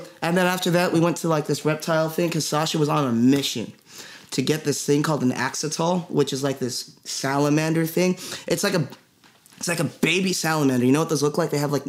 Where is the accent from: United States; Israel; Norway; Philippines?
Philippines; I'm Filipino.